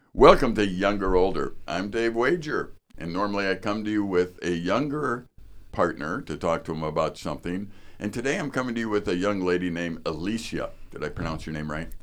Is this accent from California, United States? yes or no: no; northern Wisconsin, United States; I'm from northern Wisconsin.